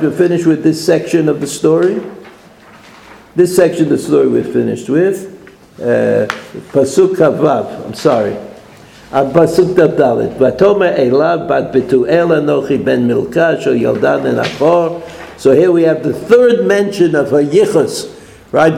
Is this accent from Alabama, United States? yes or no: no; New York City, New York, United States; I'm from Brooklyn